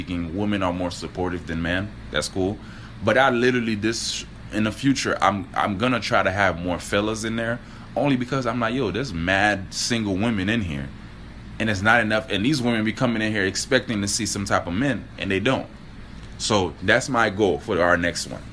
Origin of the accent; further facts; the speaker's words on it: Miami, Florida, United States; I'm from Miami